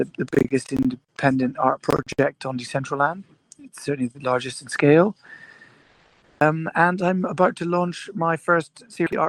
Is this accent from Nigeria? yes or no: no; Scotland, United Kingdom; I was born in Scotland, and I grew up there